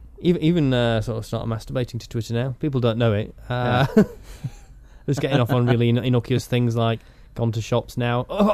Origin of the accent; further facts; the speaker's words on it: Yorkshire and the Humber, United Kingdom; I'm from Yorkshire.